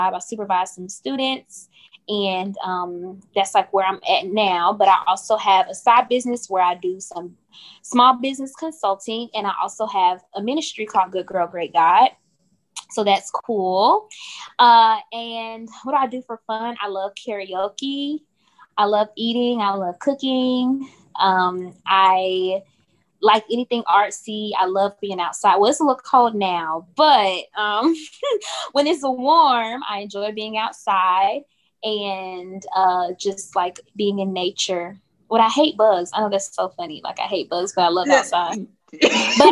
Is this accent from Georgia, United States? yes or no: yes; Augusta, Georgia, United States; moved away; also born or lived in DMV (DC, Maryland, Virginia); I'm originally from Augusta, born and raised